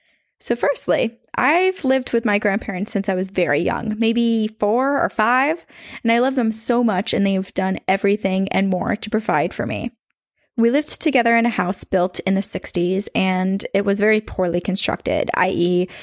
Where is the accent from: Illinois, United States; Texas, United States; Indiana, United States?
Indiana, United States; I started listening to your podcast on a 4-hour-long bus ride from Chicago to my hometown in the middle of nowhere, Indiana.